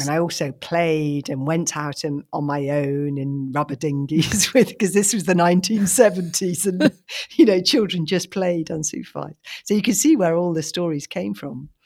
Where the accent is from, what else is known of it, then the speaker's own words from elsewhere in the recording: London, United Kingdom; When I was little, I grew up in London in a house without a garden